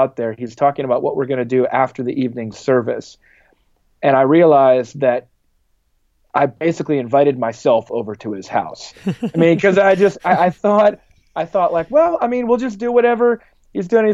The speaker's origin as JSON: {"language": "English", "region": "South Dakota", "country": "United States", "tie": "born or raised there", "said": "coming from growing up in South Dakota, it's not a very historical place."}